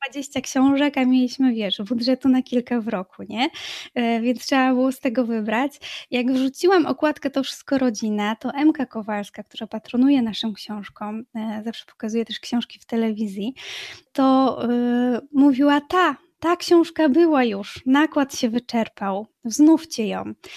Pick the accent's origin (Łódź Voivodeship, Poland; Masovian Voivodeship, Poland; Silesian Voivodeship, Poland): Silesian Voivodeship, Poland; Racibórz; moved away as an adult; also born or lived in Wrocław / Germany; now in Racibórz, Poland; do Raciborza, do mojej rodzinnej miejscowości